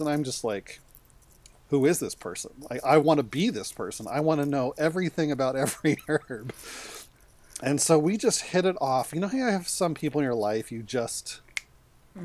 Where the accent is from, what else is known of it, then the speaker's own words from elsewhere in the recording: Colorado, United States; moved away as an adult; now in Seattle, United States; I'd never lived outside of Colorado